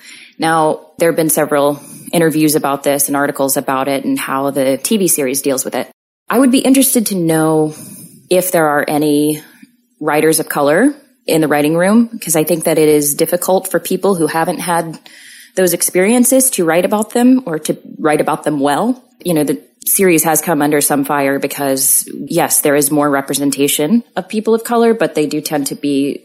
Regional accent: the Bible Belt, United States; Growing up in the Bible Belt, in the area where I grew up, there are far fewer people of color than there are whites.

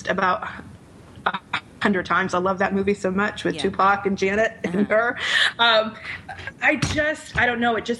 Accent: Rhode Island, United States; Rhode Island, my home state

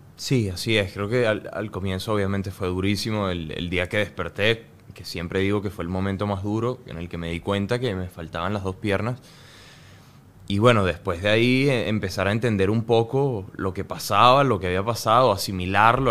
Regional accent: Venezuela

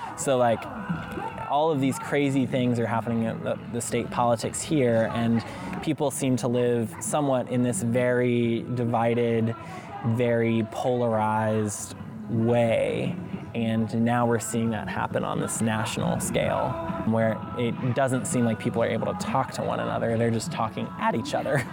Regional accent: Alabama, United States; moved away as an adult; I'm from Alabama

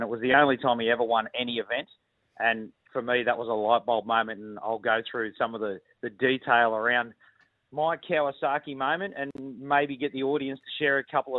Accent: Sydney, New South Wales, Australia; I grew up in Western Sydney

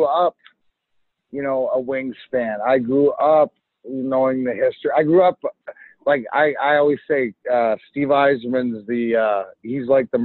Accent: Canada; also born or lived in Detroit, United States; now in United States; I'm Canadian

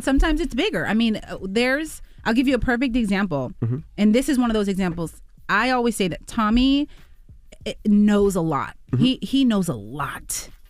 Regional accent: Texas, United States; He's from Philly, I'm from Texas, and there's a lot of things you can take from

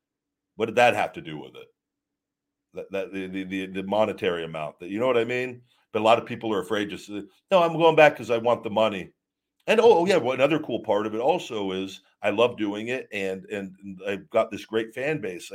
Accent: College Station, Texas, United States; I'm from College Station, Texas. I'm a corn-fed meathead.

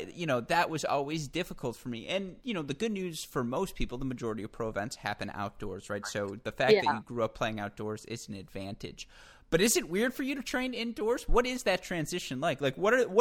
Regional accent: Michigan, United States; maybe you can hear it in my A's the way I say Katrina. Maybe it's supposed to be, you know, a little more subtle, but I'm from Michigan

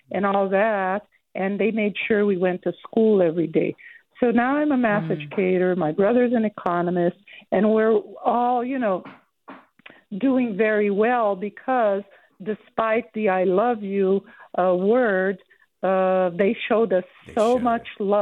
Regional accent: Brazil; moved away; I grew up in Brazil during the military dictatorship.

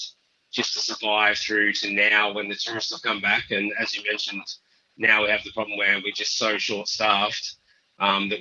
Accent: country Victoria, Australia; also born or lived in Margaret River, Western Australia; now in Northern Territory, Australia; I was born in Margaret River, actually, but I grew up in Victoria, in country Victoria for most of my life

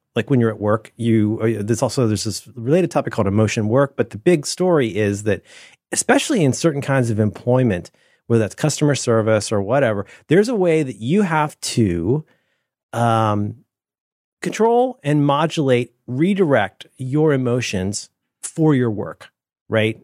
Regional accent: United States

